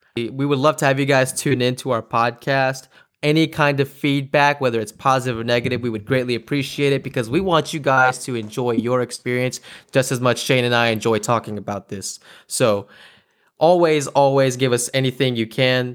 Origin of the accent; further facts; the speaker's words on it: Silver Creek, Mississippi, United States; moved away as an adult; now in Portland, United States; I'm originally from Silver Creek, Mississippi